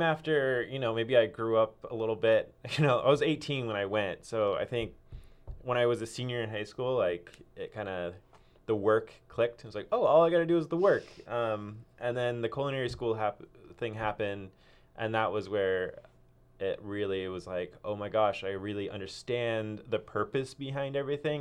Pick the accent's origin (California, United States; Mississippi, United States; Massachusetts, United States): California, United States; Cupertino; now in Ashland, United States; I grew up in Cupertino, Silicon Valley.